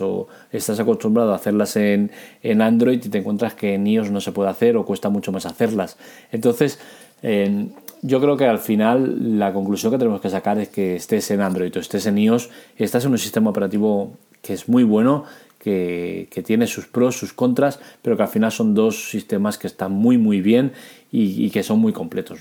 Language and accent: Spanish; Catalonia, Spain; soy catalán